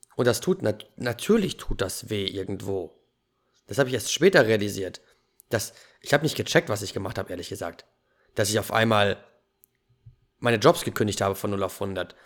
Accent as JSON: {"language": "German", "country": "Germany", "tie": "born or raised there", "said": "Ich bin in Deutschland geboren."}